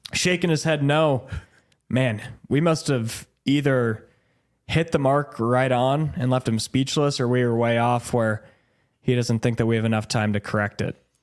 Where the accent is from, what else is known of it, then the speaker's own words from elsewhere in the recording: Des Moines, Iowa, United States; growing up in Des Moines, wanting to work in Des Moines, I grew up an Iowa State fan.